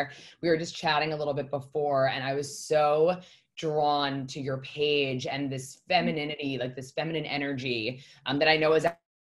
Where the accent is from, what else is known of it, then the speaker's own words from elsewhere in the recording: New York, United States; So I am born and raised in New York.